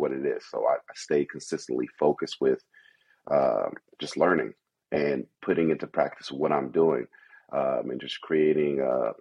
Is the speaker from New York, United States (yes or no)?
yes; New York City, New York, United States; moved away; also born or lived in Kentucky / Philadelphia; I grew up in Brooklyn, New York, pretty rough. I've been in some other neighborhoods, moving outside of New York to even Kentucky and Philly